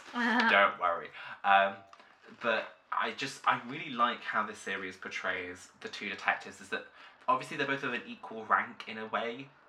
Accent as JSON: {"language": "English", "country": "United Kingdom", "said": "I feel like it's interesting watching this kind of drama as a British audience, because we do have shows like this"}